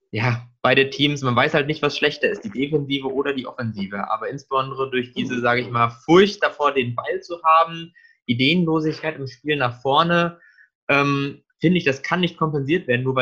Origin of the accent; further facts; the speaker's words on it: Frankfurt, Hesse, Germany; da müssen natürlich wir beide als Frankfurter ja eigentlich auch noch was zu sagen.